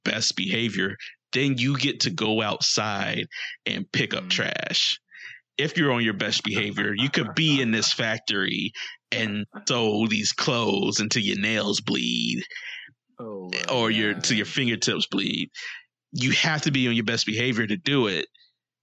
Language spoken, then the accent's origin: English; United States; I have no pride as an American anymore.